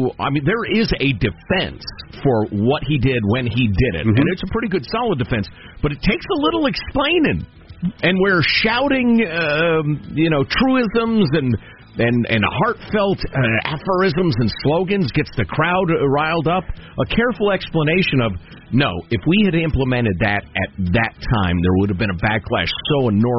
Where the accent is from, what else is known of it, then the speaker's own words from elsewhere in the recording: Chicago, Illinois, United States; Joe has one of those long Polish names that I grew up with in Chicagoland